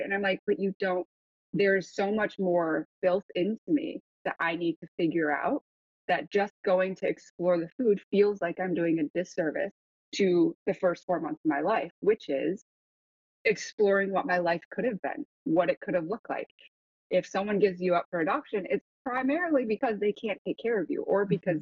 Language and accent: English; Grand Rapids, Michigan, United States; also born or lived in Seoul, South Korea; So I was born in Seoul and then I flew from Seoul to Detroit, Michigan, and drove across the country to where I inevitably grew up, which was Grand Rapids